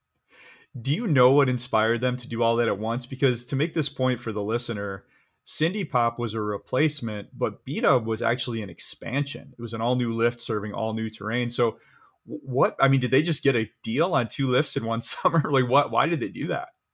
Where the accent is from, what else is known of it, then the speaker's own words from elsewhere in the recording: Michigan, United States; I grew up skiing in Michigan